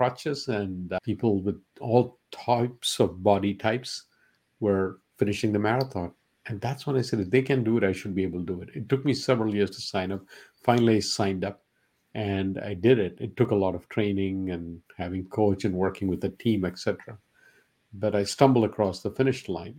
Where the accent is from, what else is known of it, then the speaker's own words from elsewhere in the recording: India; first language Malayalam; English is a second language; moved away as an adult; now in United States; growing up in India, the emphasis was not on sports